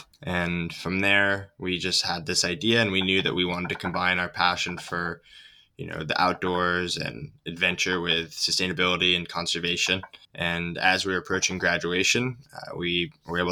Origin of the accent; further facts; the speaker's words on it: Ithaca, New York, United States; now in Santa Cruz, United States; I grew up in Ithaca, New York, in upstate New York